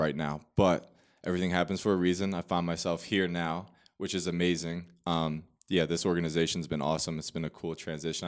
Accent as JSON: {"language": "English", "town": "Manasquan", "region": "New Jersey", "country": "United States", "tie": "born or raised there", "moved": "as an adult", "said": "I am born and raised in New Jersey, Monmouth County, so Manasquan, New Jersey."}